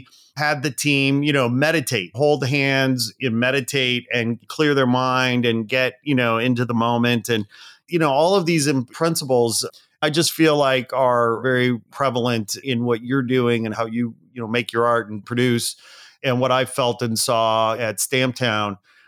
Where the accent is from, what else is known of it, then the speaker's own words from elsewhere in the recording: Chicago, Illinois, United States; Well, so I grew up outside Chicago as well.